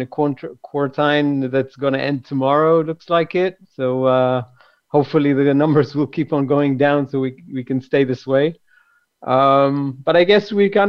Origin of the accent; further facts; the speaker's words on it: Jerusalem, Jerusalem District, Israel; Grew up in Jerusalem